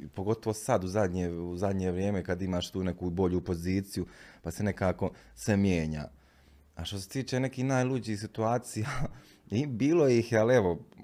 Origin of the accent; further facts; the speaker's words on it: Bosnia & Herzegovina; moved away as an adult; now in Milan, Italy; ja govorim iz Bosne i Hercegovine